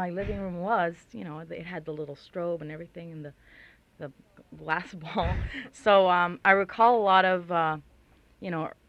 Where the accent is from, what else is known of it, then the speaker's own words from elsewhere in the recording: Colombia; moved away; Remember, we're in Colombia